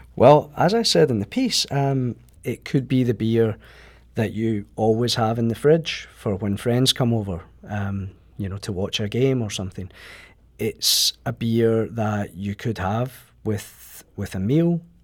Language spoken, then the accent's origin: English; Scotland, United Kingdom; moved away as an adult; now in St. Louis, United States; maybe tell by my accent that I'm not originally from Saint Louis. Um, I come from Scotland, moved here about five years ago.